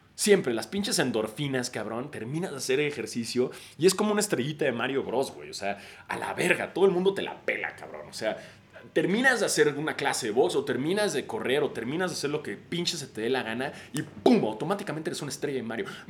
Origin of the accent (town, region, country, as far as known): Mexico